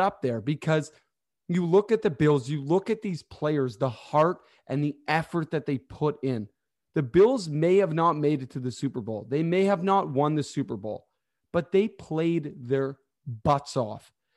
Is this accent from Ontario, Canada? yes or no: yes; Toronto, Ontario, Canada; I'm actually from Toronto